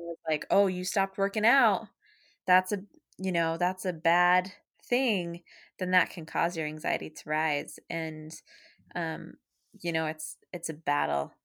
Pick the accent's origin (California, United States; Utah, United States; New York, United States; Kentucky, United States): Utah, United States; moved away as an adult; now in Massachusetts, United States; I was born and raised in Utah in a small country town.